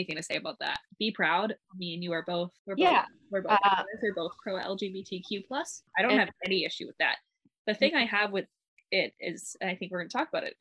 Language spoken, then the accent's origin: English; Alberta, Canada; moved away as an adult; now in Vancouver, Canada; me and my sister were from Alberta. So our personality makes sense because we're from Alberta.